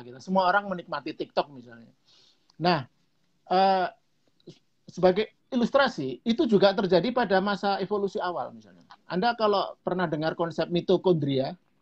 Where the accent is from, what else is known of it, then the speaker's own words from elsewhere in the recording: Java, Indonesia; dalam bahasa Jawa lebih jelas tuh karena saya orang Jawa